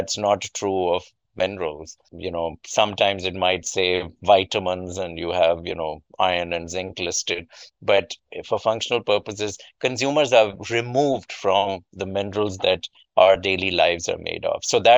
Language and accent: English; Pakistan; moved away as an adult; now in United States; as a child growing up in Pakistan, I had a small kind of improvised lab in our house